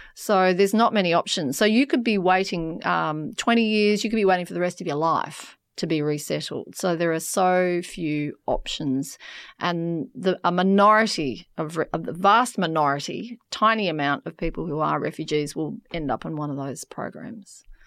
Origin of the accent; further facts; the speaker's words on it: York, Western Australia, Australia; So I grew up in a country town um, in in Western Australia. I grew up in York